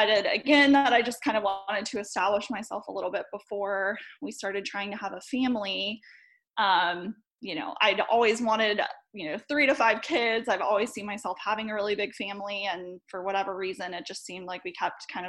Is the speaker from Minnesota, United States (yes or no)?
no; Charlotte, North Carolina, United States; I'm from Charlotte, North Carolina.